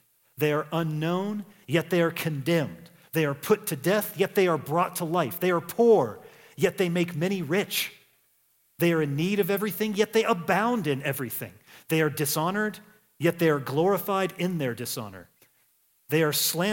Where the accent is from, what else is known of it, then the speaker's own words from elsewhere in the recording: United States; I'm an American.